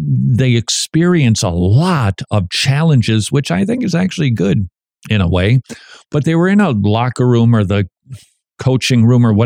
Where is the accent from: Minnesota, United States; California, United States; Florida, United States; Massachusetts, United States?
Minnesota, United States; I'm from Minnesota